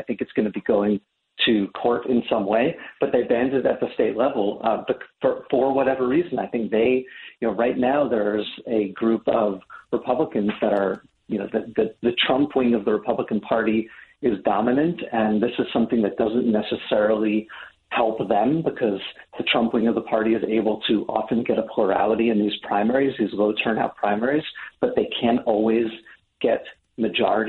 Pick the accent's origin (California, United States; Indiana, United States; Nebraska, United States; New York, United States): New York, United States; I'm from New York